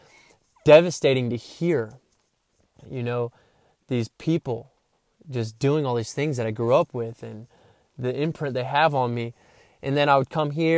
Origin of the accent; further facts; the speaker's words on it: Henderson, North Carolina, United States; also born or lived in Titusville, Pennsylvania; where I was born in Titusville, Pennsylvania, to where I live now, Henderson, North Carolina, since I was 5